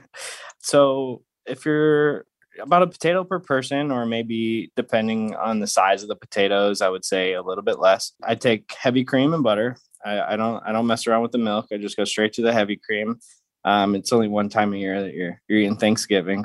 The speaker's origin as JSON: {"language": "English", "town": "St. Louis", "region": "Missouri", "country": "United States", "tie": "born or raised there", "also_born_or_lived": "Phoenix, Arizona", "moved": "yes", "lives_now": "San Diego, United States", "said": "I grew up in Saint Louis, Missouri, um, I'm now out here in San Diego"}